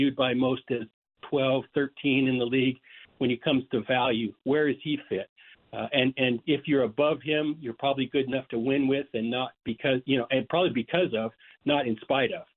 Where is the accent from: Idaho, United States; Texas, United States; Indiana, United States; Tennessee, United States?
Idaho, United States; born or raised there; moved away; also born or lived in Washington / Oregon